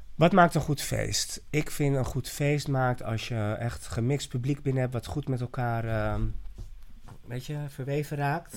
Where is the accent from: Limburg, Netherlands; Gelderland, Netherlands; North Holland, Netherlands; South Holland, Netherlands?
North Holland, Netherlands; Haarlem; also born or lived in Ibiza; ik ben zelf van Haarlem